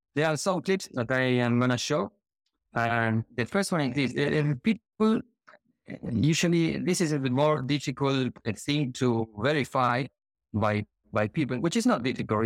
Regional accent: Argentina; now in Gran Canaria, Spain; I'm from Argentina, living in Gran Canaria, Spain

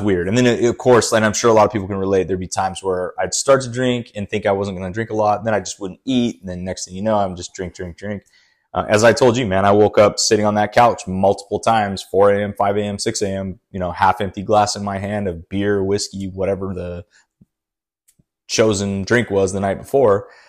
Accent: Brazil; moved away; I'm always from Brazil

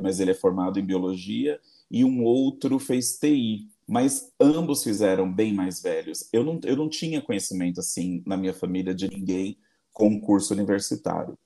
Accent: Embu das Artes, São Paulo, Brazil; now in São Paulo, Brazil; Eu fui criado em Embu das Artes, na periferia do Embu das Artes

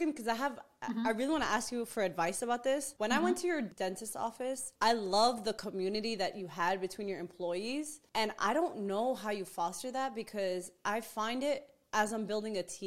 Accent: New York City, New York, United States; I grew up in Queens, New York, where everybody was a savage

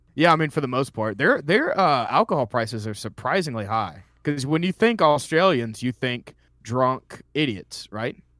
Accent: Columbus, Georgia, United States; moved away as an adult; I came down here in 2012. I'm originally from Columbus, Georgia

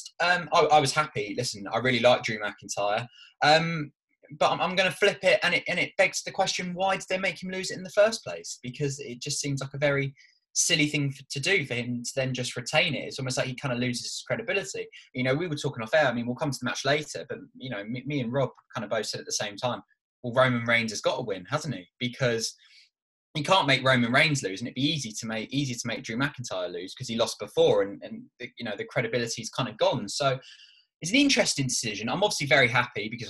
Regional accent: Ireland; I am Irish

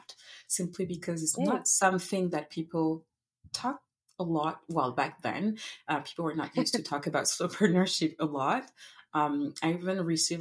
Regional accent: Paris, Île-de-France, France; English is a second language; moved away as an adult; now in Montreal, Canada; originally I'm from France. I was born and raised in Paris

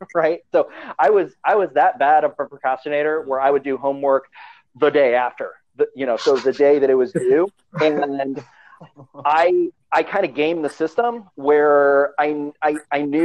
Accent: Hilton Head Island, South Carolina, United States; also born or lived in Chicago; I grew up in Hilton Head Island

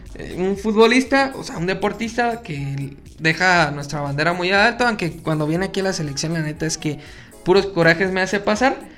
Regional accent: Mexico

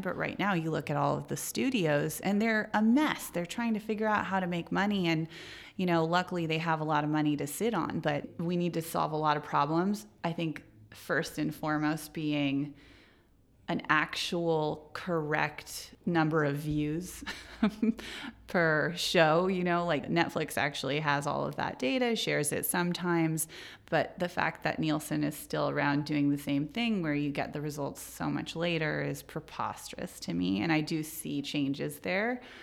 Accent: Silicon Valley, California, United States; I grew up in Silicon Valley

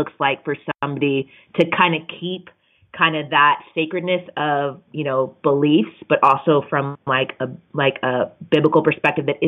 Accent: Phoenix, Arizona, United States; now in Portland, United States; I'm born and raised in good old Phoenix, Arizona

